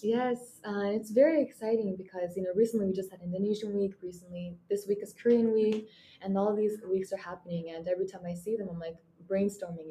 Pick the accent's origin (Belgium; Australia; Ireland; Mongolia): Mongolia; moved away as an adult; now in Japan; sitting in my childhood bedroom in my home country, Mongolia